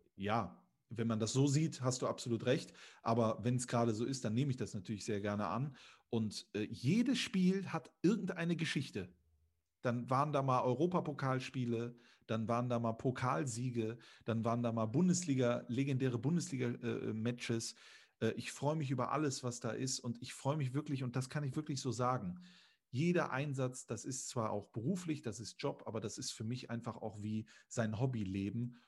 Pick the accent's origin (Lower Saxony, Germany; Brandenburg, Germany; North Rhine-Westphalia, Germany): North Rhine-Westphalia, Germany; Düsseldorf; Ich bin in Düsseldorf geboren.